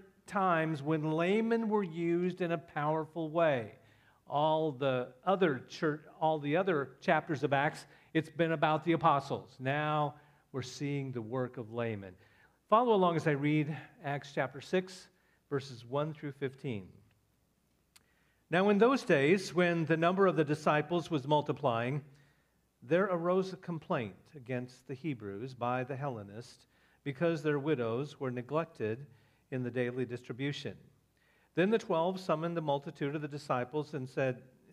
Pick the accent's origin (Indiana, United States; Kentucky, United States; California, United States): Indiana, United States; also born or lived in Iowa; now in Florida, United States; I'm from Indiana